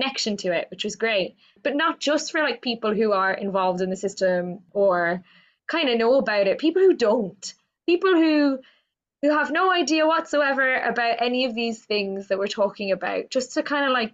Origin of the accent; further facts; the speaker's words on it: Cork, Munster, Ireland; I grew up in Cork in Ireland.